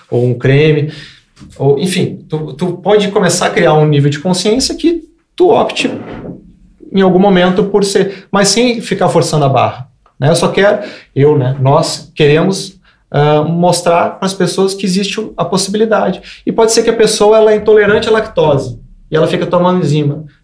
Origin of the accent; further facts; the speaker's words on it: Rio Grande do Sul, Brazil; Cara, eu sou gaúcho. Eu cresci comendo churrasco.